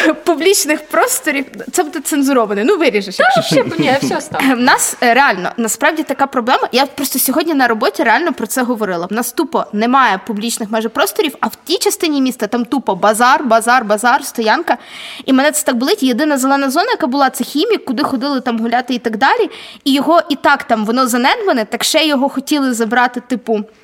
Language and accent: Ukrainian; Vinnytsia, Vinnytsia Oblast, Ukraine; я виросла на Коцюбинську на замості, і хімік я ходила в 32-гу школу